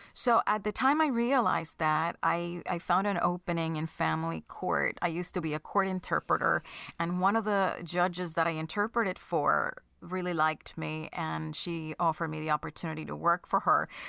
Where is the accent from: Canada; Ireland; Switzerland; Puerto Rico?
Puerto Rico; now in New Jersey, United States; I am from Puerto Rico, so it's not like I had much family, um, in the mainland